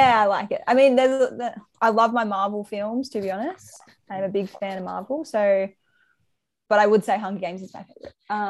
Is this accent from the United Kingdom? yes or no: no; Sydney, New South Wales, Australia; But look, I wouldn't say I have road rage. I'd say I'm just from Sydney.